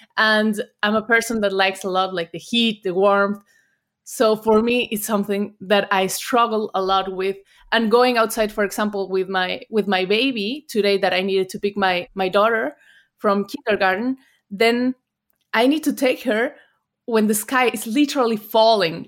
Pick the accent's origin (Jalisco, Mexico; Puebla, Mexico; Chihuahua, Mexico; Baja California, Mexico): Puebla, Mexico; English is a second language; moved away as an adult; now in Germany; I'm from Puebla